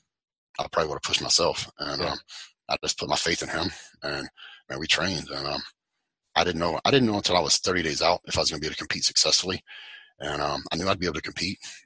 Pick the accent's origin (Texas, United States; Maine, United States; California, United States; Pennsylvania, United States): Texas, United States; West; also born or lived in Fort Worth, Texas; I grew up in West Texas, right? And on a cattle ranch